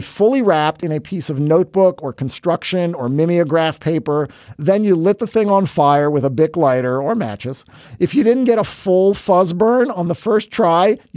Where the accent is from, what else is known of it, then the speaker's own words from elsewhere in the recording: suburban New York City, United States; Every totem of his is identical to mine in suburban New York City. We both grew up